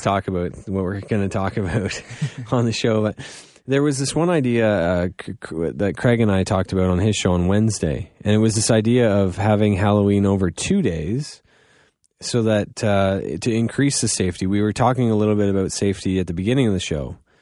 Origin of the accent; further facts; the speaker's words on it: Goderich, Ontario, Canada; now in London, Canada; I am from Godrich